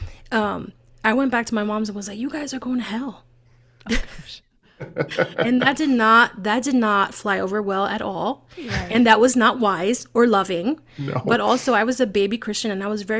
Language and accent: English; New York City, New York, United States; I'm born and raised in the Bronx